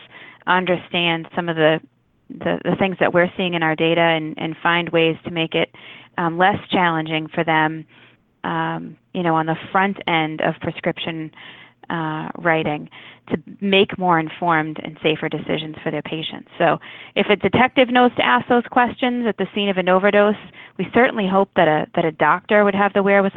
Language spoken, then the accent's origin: English; Walpole, Massachusetts, United States; I grew up in Walpole